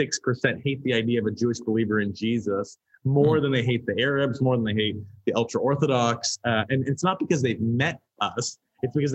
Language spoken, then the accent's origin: English; Canada; moved away as an adult; now in Israel; You can probably tell from my accent, I'm not natively from Israel. I'm from Canada.